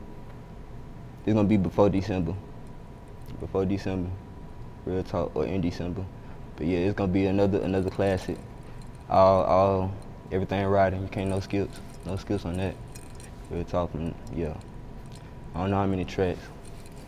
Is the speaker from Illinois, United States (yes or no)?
no; Chattanooga, Tennessee, United States; moved away as an adult; now in Atlanta, United States; I'm from Chattanooga